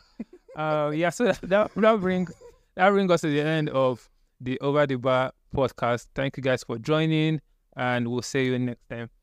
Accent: Nigeria; as a Nigerian fan

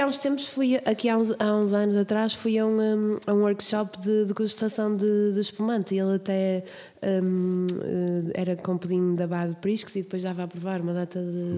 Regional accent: Bairrada, Centro, Portugal; eu cresci na Bairrada, a minha família é toda de lá

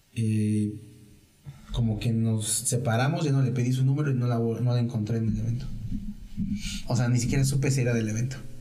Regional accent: Mexico; yo soy, yo soy de México

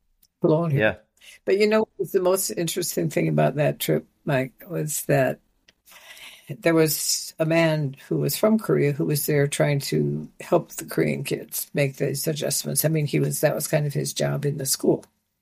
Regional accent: Nigeria; I was a minority when I grew up in Nigeria, but I was a privileged minority.

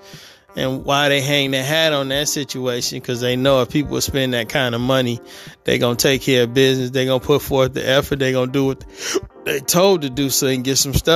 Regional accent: Detroit, Michigan, United States; moved away as an adult; now in California, United States; I am from Detroit, Michigan. I was born and raised there.

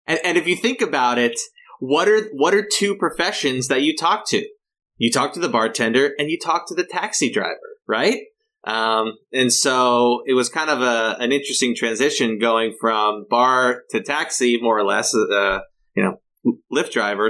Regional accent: Los Angeles County, Southern California, United States; also born or lived in Humboldt County, California; now in San Francisco, United States; I grew up in Southern California in, in Los Angeles County.

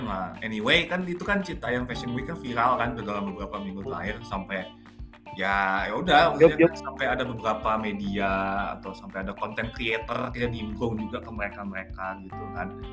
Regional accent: Jakarta, Indonesia; gua kan emang kelahiran Jakarta

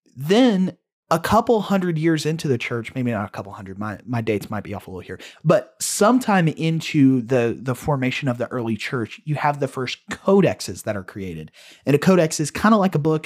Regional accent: United States; we're American, we're Westerners

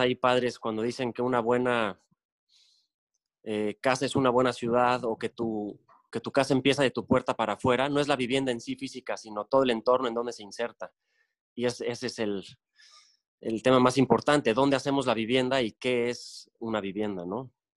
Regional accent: Cancún, Quintana Roo, Mexico; regreso a Cancún porque viví de chico en Cancún, es decir, secundaria y prepa las hice aquí. Tengo 43 años, nací en 76 y del, del 89 al 95 viví en Cancún por trabajo de mi papá.

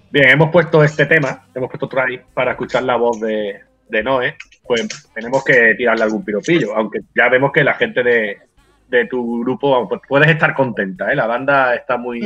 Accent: Benalmádena, Andalusia, Spain; en mi pueblo, yo soy de Benalmádena

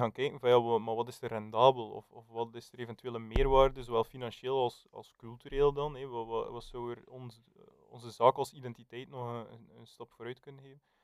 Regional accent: West Flanders, Belgium; als West-Vlaming

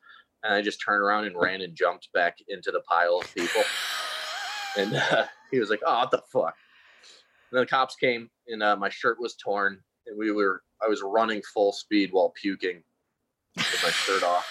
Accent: Connecticut, United States; I'm from Connecticut, and we would go to all the different state schools that our friends were going

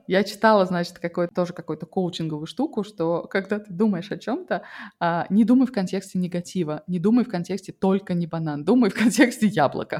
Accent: Russia; moved away; я выросла в России

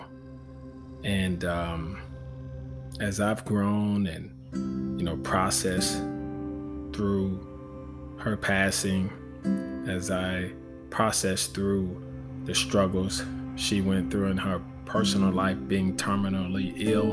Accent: Fort Lauderdale, Florida, United States; growing up in Fort Lauderdale, Florida

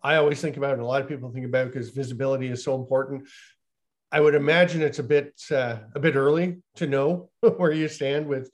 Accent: Peterborough, Ontario, Canada; I'm from Peterborough, Ontario

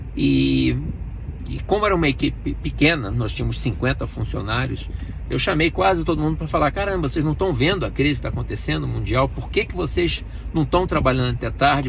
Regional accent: Brazil; moved away as an adult; quando eu saí do Brasil

